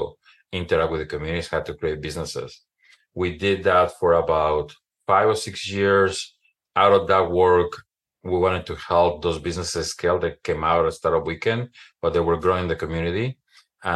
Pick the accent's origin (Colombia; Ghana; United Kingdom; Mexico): Mexico; Mexico City; moved away as an adult; now in Oregon, United States; born and raised in Mexico City